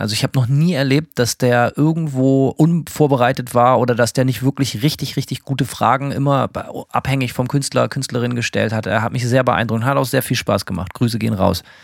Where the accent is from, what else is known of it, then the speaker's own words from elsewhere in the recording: Germany; moved away as an adult; now in United States; aus der alten Heimat